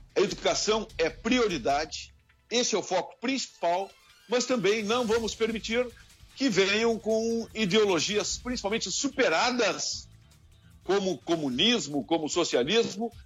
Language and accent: Portuguese; Rio Grande do Sul, Brazil; Eu sou gaúcho